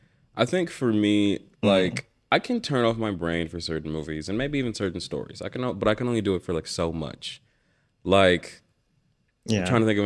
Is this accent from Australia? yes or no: no; Detroit, Michigan, United States; I think growing up for me, because I was a kid from Detroit in America, and seeing a lot of other like Black individuals who loved the X-Men